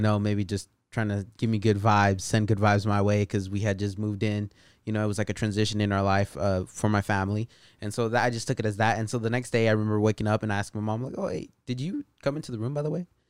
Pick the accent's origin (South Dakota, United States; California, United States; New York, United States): California, United States; Patterson; also born or lived in Bay Area, California; around eight years old, we moved out to the Central Valley, Patterson, California.